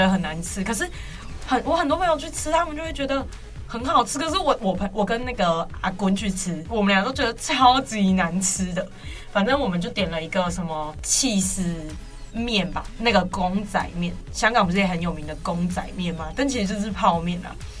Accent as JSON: {"language": "Chinese", "region": "Tainan", "country": "Taiwan", "said": "然后因为丸子本身我是台南人，台南有一间超级好吃的港式"}